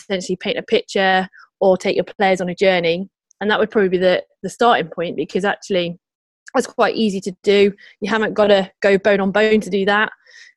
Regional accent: Leicester, East Midlands, United Kingdom; also born or lived in Bristol / Gloucester; now in London, United Kingdom; I'm actually from Leicester myself

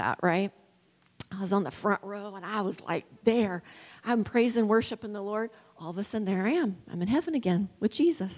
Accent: West Virginia, United States; moved away; I'm originally from West Virginia, and I don't usually use y'all

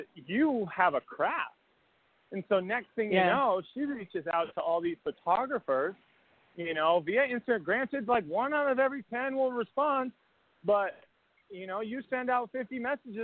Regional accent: Massachusetts, United States; I'm from Massachusetts

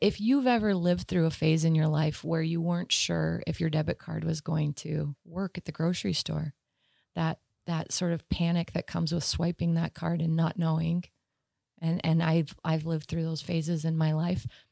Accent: Sandy, Utah, United States; also born or lived in Arizona; I grew up in Sandy.

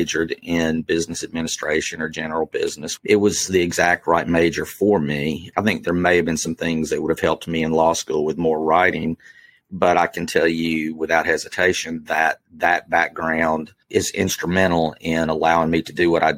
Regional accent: Hattiesburg, Mississippi, United States; now in Mobile, United States; I grew up in South Central Mississippi outside a little town called Hattiesburg, Mississippi

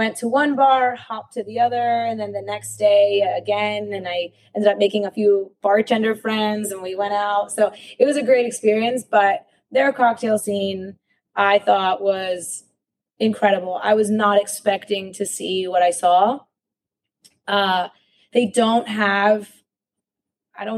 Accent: Miami, Florida, United States; also born or lived in Mexico City; I was born in Mexico City, but yeah, I grew up here in Miami

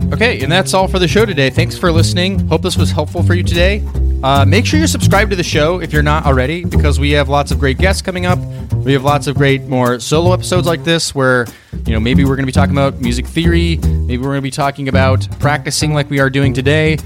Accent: New York, United States; I'm a New Yorker

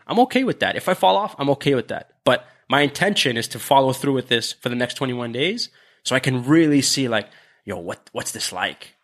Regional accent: Canada; we're Canadian

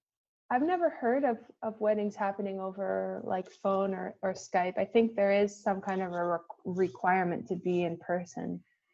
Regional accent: New York, United States; a lot of kids growing up in New York, is that we have this incredible exposure to people from all kinds of cultures growing up in New York.

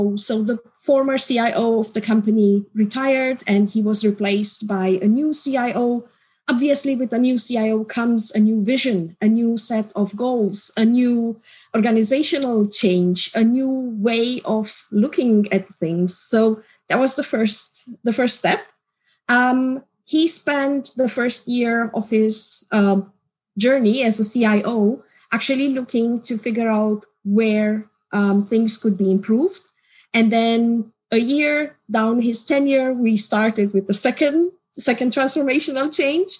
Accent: Romania; now in Czech Republic; Currently in the Czech Republic. I am originally from Romania

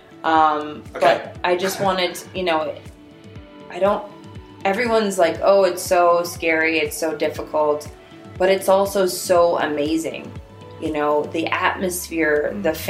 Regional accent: Minnesota, United States; moved away; growing up in Minnesota

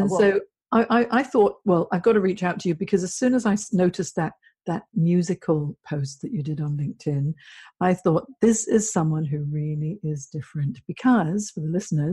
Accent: Hong Kong; also born or lived in Singapore / United Kingdom; now in Sydney, Australia; I grew up in Hong Kong, and then now I've been in Sydney for 9 years

